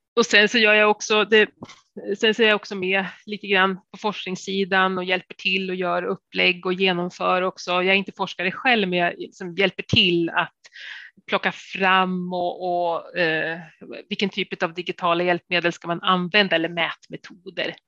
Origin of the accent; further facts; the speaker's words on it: Sundsvall, Västernorrland County, Sweden; moved away; jag är ju från Sundsvall